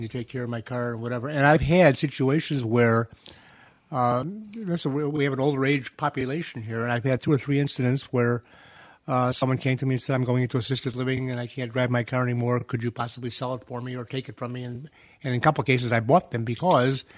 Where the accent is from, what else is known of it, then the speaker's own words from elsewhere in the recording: Chicago, Illinois, United States; I grew up in Chicago.